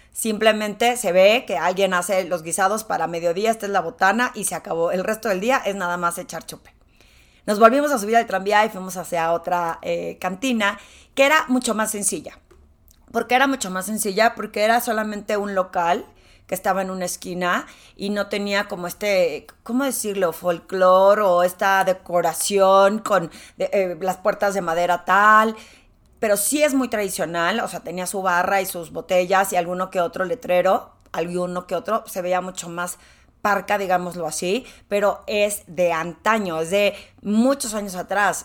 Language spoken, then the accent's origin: Spanish; Torreón, Coahuila, Mexico; moved away as an adult; now in Mexico City, Mexico; Aunque nací en la Ciudad de México, eh, yo digo que soy de Torreón porque viví ahí toda mi infancia y me salí cuando me gradué de la carrera para venirme a trabajar a la Ciudad de México